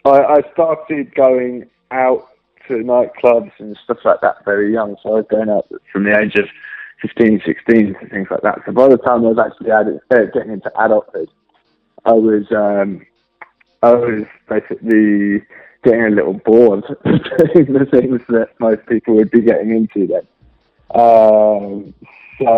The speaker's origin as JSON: {"language": "English", "region": "London", "country": "United Kingdom", "said": "I'm from the UK, from London."}